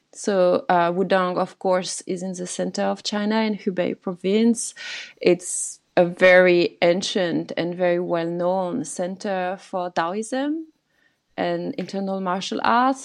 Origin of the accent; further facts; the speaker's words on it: France; growing up in France, in this little family